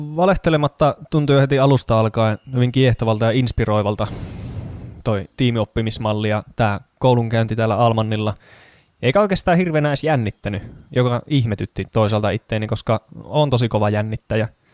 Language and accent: Finnish; Kajaani, Kainuu, Finland; moved away as an adult; also born or lived in Oulu / Tampere region; now in Kangasala, Finland; syntyjään Oulusta, mutta lapsuuteni ja nuoruuteni asustellut Kajaanissa.